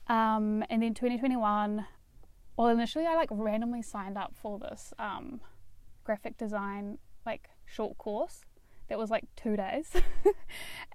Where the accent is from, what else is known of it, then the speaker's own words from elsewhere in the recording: Dunedin, Otago, New Zealand; I'm from Dunedin, grew up here, spent all my life here, and I went to Otago Girls High School